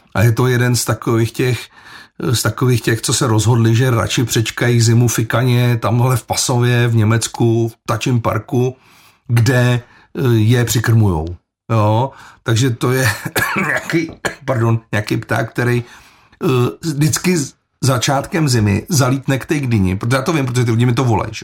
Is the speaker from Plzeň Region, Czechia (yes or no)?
yes; Plzeň, Plzeň Region, Czechia; já sám jsem z Dubrovky, takže ten chlum tam znám.